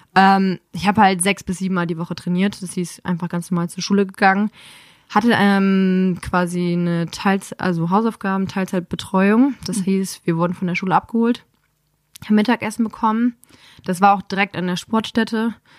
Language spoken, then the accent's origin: German; Dormagen, North Rhine-Westphalia, Germany; Aus dem Rheinland, zwischen Düsseldorf und Köln